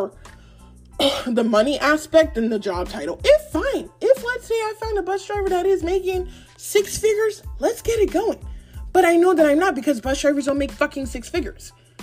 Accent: Nigeria; I'm Nigerian

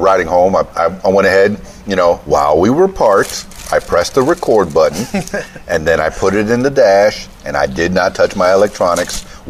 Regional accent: Florida Keys, United States; I'm from the Florida Keys

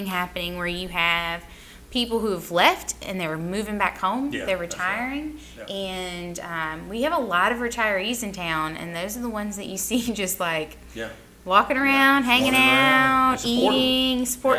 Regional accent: New Orleans, Louisiana, United States; moved away; I grew up right outside of New Orleans.

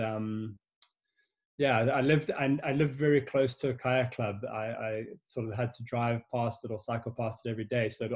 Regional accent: Cape Town, Western Cape, South Africa; born and bred in Cape Town

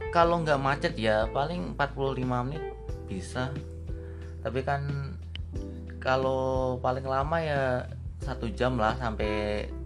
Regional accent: Kendal, Central Java, Indonesia; gua dari Kendal

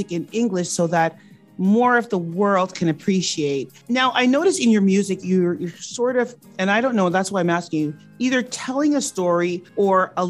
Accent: Toronto, Ontario, Canada; now in Newfoundland, Canada; growing up in Toronto and then moving to Newfoundland

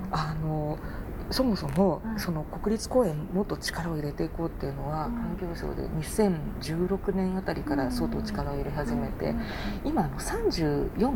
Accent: Japan; 日本人だから

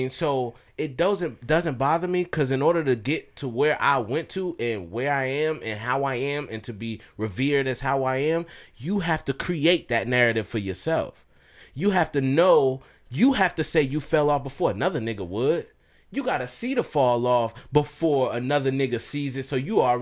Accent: the South, United States; I grew up in the South with my dad

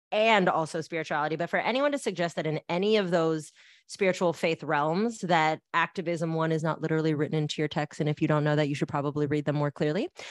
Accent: Bay Area, California, United States; I grew up in the Bay Area where that's not part of our music culture.

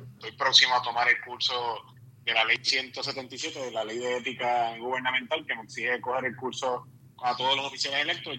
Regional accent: Puerto Rico; donde nosotros reafirmamos que somos hispanos

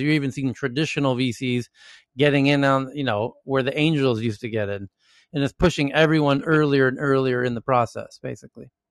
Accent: United States; Even as an American

